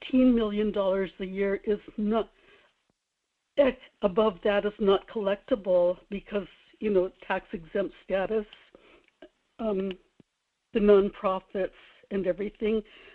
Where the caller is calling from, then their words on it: Kodiak, Alaska, United States; This is … in Kodiak.